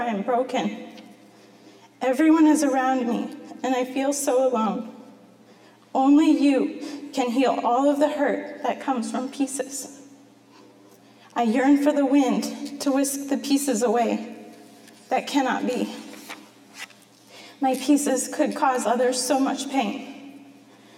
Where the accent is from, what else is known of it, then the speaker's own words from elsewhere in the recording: Masonville, Iowa, United States; now in Marion, United States; I grew up in Masonville in the country